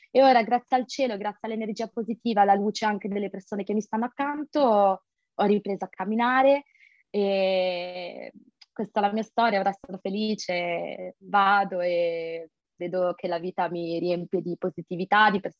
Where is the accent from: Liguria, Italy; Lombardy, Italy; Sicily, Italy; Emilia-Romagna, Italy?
Liguria, Italy; Sanremo; moved away as an adult; now in Nice, France; ho 25 anni, sono di origini indiane e sono italiana sono una studentessa e master internazionali a Nizza, in Costa Azzurra, però vengo da Sanremo, quindi Liguria, in Italia.